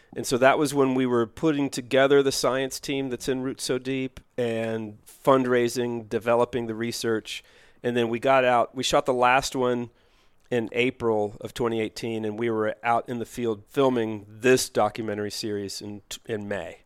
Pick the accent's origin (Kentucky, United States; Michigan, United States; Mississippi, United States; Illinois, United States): Kentucky, United States; Louisville; moved away as an adult; also born or lived in Los Angeles; Born in Louisville, Kentucky